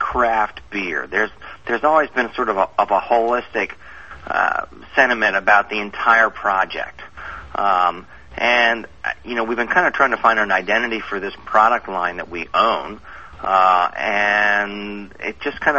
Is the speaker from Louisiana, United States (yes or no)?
no; Baltimore, Maryland, United States; I'm from Baltimore. My family is 7th generation's Baltimore.